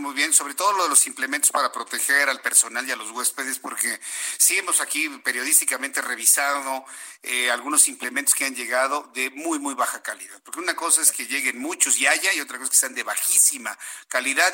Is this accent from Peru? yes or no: no; Mexico; nuestro país